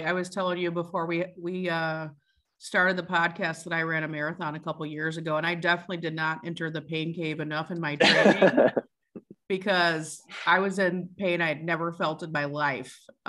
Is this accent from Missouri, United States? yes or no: yes; St. Louis, Missouri, United States; I'm from St. Louis.